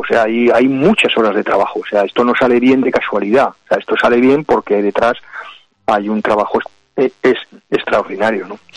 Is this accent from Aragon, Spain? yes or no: yes; Aragon, Spain; yo como aragonés y como aragonesista